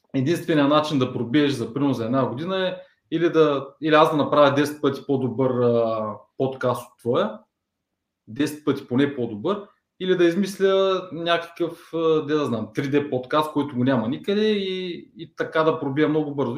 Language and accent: Bulgarian; Ruse, Ruse Province, Bulgaria; moved away as an adult; now in Plovdiv, Bulgaria; родом съм от Турсе, в момента живея в Пловдив, може би от 7 години